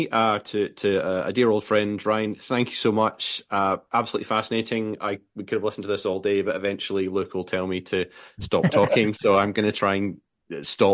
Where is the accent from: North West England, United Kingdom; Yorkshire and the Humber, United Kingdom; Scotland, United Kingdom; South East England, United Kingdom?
Scotland, United Kingdom; Glasgow; as a Glaswegian sitting in the Clydeside at the moment